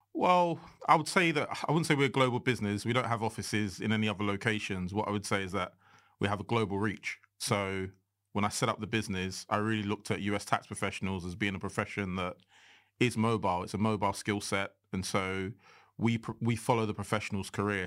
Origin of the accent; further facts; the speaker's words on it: Nigeria; I'm unapologetically Nigerian